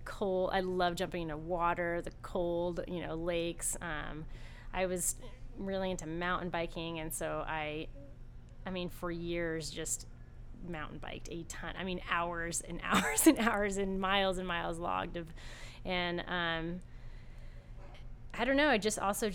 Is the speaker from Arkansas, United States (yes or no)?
no; Ventura, California, United States; moved away; I'm from Southern California